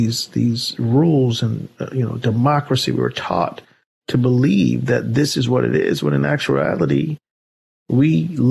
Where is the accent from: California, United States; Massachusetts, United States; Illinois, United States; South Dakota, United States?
Massachusetts, United States; Boston; Coming up as a kid, growing up in Boston, of all places, good Lord.